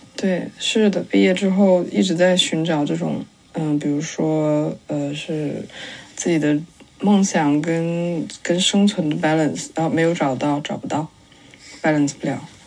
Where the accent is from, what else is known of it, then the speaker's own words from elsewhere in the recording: northern China, China; moved away; also born or lived in Guangzhou / London; 我家在广州，但我是北方人